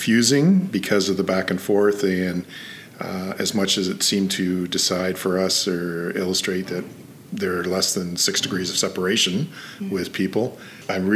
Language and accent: English; Toronto, Ontario, Canada; now in Prince George, Canada; I grew up in Toronto